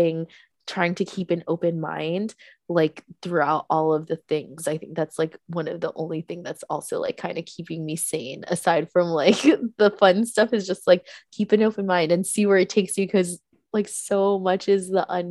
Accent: East Coast, United States; now in New York, United States; I grew up on the East Coast

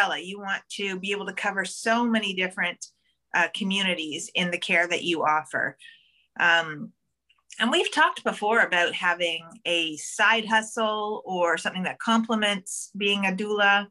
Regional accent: Toronto, Ontario, Canada; I'm from Scarborough too

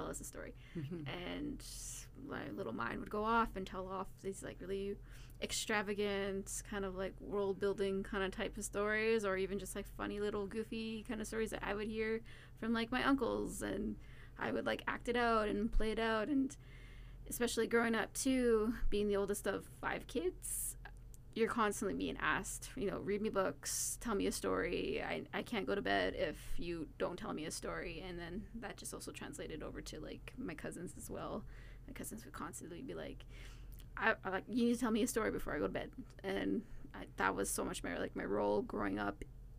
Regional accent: Thompson, Manitoba, Canada; born there; also born or lived in Crane River / Winnipeg / Brandon; we've lived pretty much all over Manitoba. I was born in Thompson. I lived in Crane River, Winnipeg, Brandon.

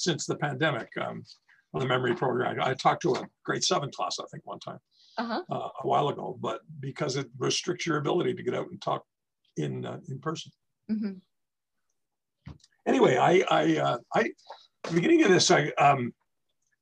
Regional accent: Montreal, Quebec, Canada; also born or lived in Grand-Mère, Quebec; I was born in Quebec in a little town, paper mill town called Grand-Mère. And, in my teens, I was in the West End of the island of Montreal

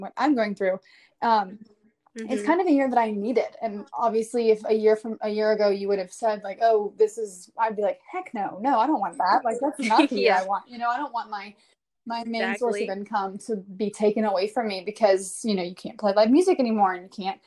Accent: Hoover, Alabama, United States; now in Nashville, United States; I am from Hoover, but I live in Nashville now.

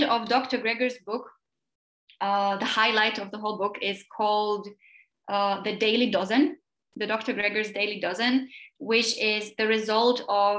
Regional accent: Slovakia; English is a second language; I'm from Slovakia

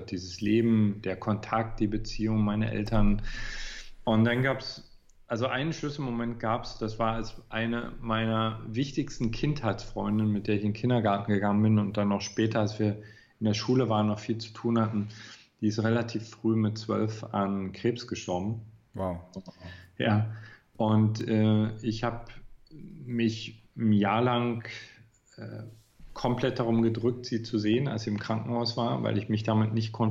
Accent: Görlitz, Saxony, Germany; Ja, in Görlitz. das ist eine ganz relativ kleine Provinzstadt, mittlerweile die östlichste Stadt. Also die liegt an der polnischen Grenze.

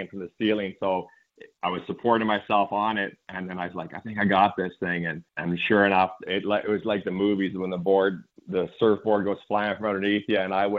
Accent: Saskatchewan, Canada; moved away as an adult; now in Texas, United States; I grew up in Saskatchewan.

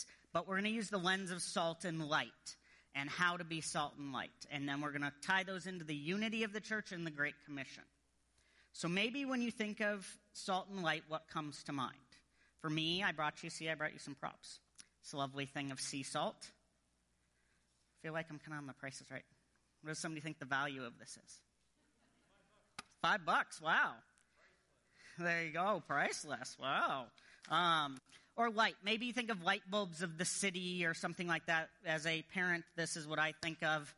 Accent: United States; as an American

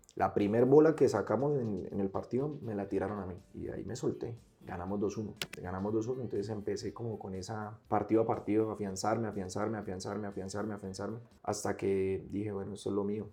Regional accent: Bucaramanga, Santander, Colombia; Entonces llego al barrio, en Cañaveral, me crié toda la vida en Cañaveral

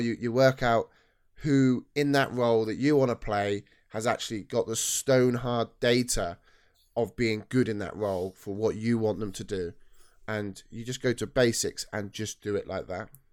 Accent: Cheltenham, South West England, United Kingdom; I was born in Cheltenham

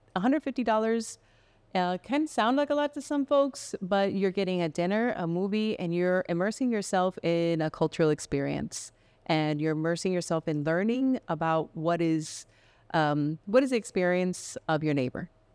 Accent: Miami, Florida, United States; also born or lived in Medellin, Colombia; now in Spokane, United States; I grew up in Miami, and that's where we, that's where I consider, um, part of my home

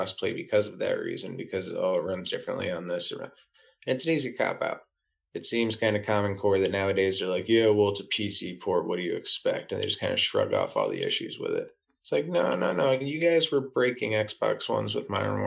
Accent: Rochester, New York, United States; The Video Game Hall of Fame, which is in my hometown

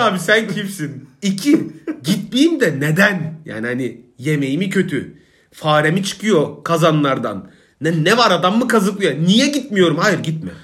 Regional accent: Isparta, Turkey; now in Istanbul, Turkey; benim mem Isparta

